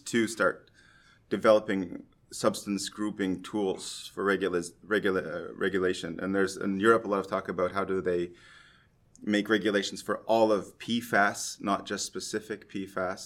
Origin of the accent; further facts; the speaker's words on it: Canada; now in Norway; I'm a Canadian who's been transplanted in Norway